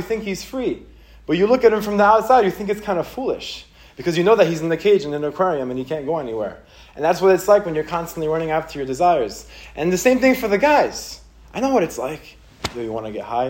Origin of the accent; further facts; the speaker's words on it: Israel; now in United States; I grew up in Israel